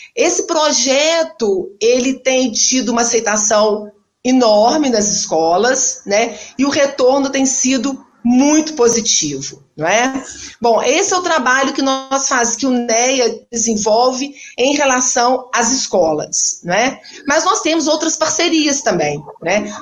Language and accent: Portuguese; Minas Gerais, Brazil; moved away as an adult; also born or lived in Alagoas; now in Maceió, Brazil; Eu sou mineira, né? hoje eu já me considero uma mineira lagoana